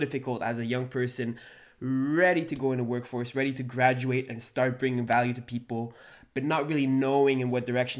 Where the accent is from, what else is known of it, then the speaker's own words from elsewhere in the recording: Montreal, Quebec, Canada; We're both from Montreal, Quebec